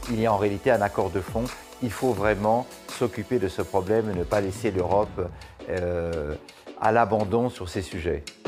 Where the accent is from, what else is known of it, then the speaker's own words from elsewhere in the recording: France; En tant que Français